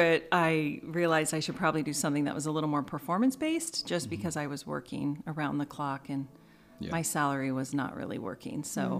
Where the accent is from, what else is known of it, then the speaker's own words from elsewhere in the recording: Springfield, Oregon, United States; moved away as an adult; also born or lived in Eugene, Oregon / Veneta, Oregon; now in Rogue Valley, United States; I grew up in Springfield, actually.